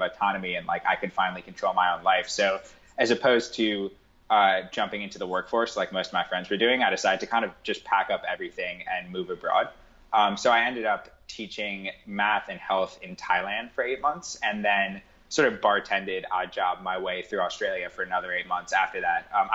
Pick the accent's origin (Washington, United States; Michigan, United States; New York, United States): New York, United States; New York City; I grew up on the Upper East Side of New York in a pretty sort of affluent environment